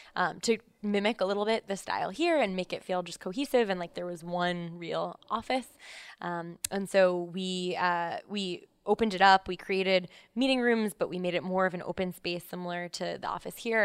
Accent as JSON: {"language": "English", "town": "Columbus", "region": "Ohio", "country": "United States", "tie": "born or raised there", "moved": "as an adult", "lives_now": "New York, United States", "said": "I'm actually from Columbus, Ohio. Um, so I, I, grew up there. I came to New York for college, so I've been here ever since."}